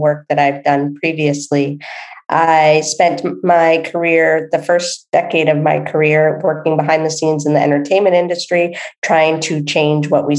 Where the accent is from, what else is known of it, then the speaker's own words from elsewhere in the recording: East Coast of the United States, United States; moved away as an adult; I grew up on the East Coast of the United States, and I had moved to the West Coast.